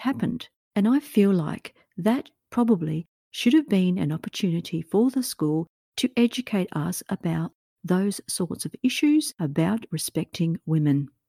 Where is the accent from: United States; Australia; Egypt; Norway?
Australia; my own home country of Australia